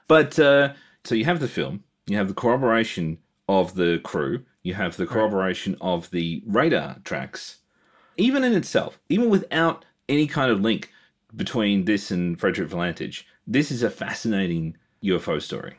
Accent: Australia; also born or lived in Melbourne; being Australian

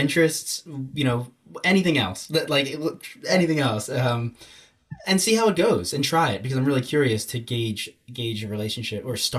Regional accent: United States; obviously I'm an American and all of my major experiences are here

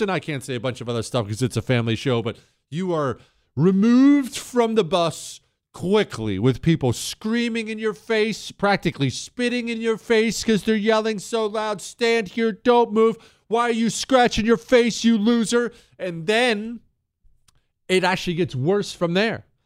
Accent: Montana, United States; moved away as an adult; my hometown of Montana.

